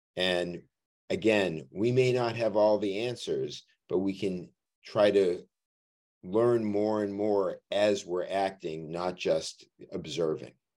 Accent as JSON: {"language": "English", "town": "Boston", "region": "Massachusetts", "country": "United States", "tie": "born or raised there", "also_born_or_lived": "Durham, North Carolina", "moved": "as an adult", "lives_now": "New Haven, United States", "said": "I grew up in Boston"}